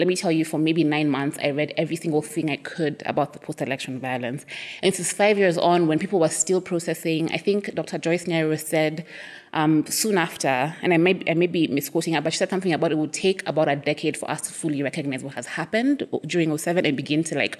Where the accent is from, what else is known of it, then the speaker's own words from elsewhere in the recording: Kenya; also born or lived in Nairobi / Cape Town; I'm Kenyan